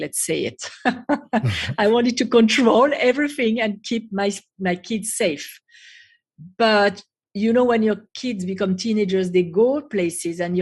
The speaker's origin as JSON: {"language": "English", "country": "France", "tie": "born or raised there", "also_born_or_lived": "United States", "second_language": "English", "moved": "as an adult", "lives_now": "Israel", "said": "So originally I was born and raised in France"}